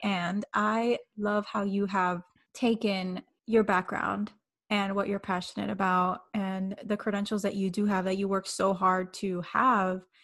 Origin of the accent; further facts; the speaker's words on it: Miami, Florida, United States; I'm coming from Miami